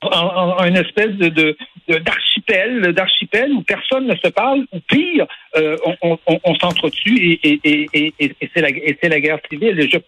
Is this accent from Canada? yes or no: yes; Quebec, Canada; on est québécois, on est français et on est fier de l'être, on est fier hmm. de notre langue, on est fier de notre drapeau